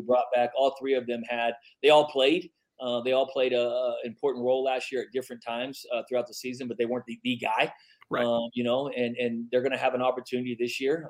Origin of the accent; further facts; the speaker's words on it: Midland, Texas, United States; now in El Paso, United States; I grew up in Midland